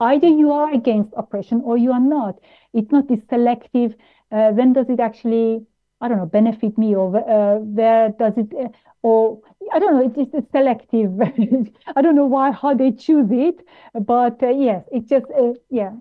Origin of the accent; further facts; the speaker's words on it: Vienna, Austria; moved away as an adult; also born or lived in Tehran, Iran; now in United Kingdom; I grew up in Austria, where it's a racist country